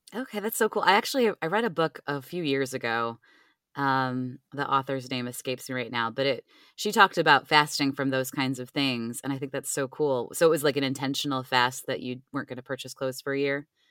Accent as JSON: {"language": "English", "town": "Cleveland", "region": "Ohio", "country": "United States", "tie": "born or raised there", "moved": "yes", "said": "I grew up in Cleveland"}